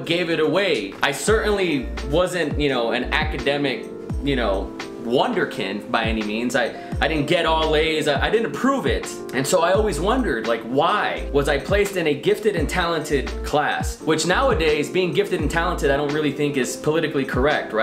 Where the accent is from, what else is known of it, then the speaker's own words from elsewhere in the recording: Donna, Texas, United States; growing up in Donna, Texas